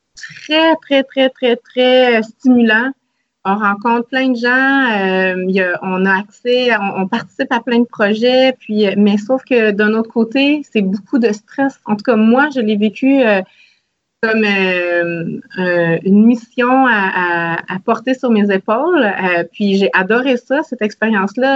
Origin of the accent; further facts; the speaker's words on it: Salaberry-de-Valleyfield, Quebec, Canada; j'ai grandi à Salaberry de Valleyfield